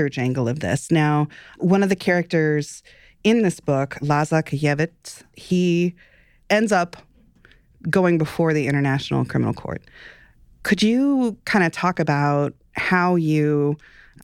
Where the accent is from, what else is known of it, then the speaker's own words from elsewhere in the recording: United States; as Americans